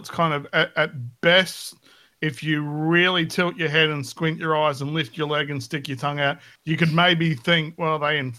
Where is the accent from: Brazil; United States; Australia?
Australia; being Australian